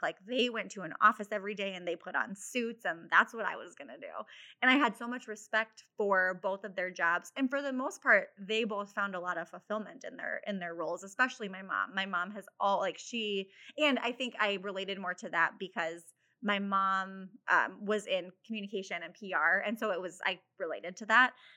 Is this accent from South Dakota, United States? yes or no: yes; Mitchell, South Dakota, United States; also born or lived in Sioux City, Iowa; I grew up in Mitchell, South Dakota, so not too far from Sioux Falls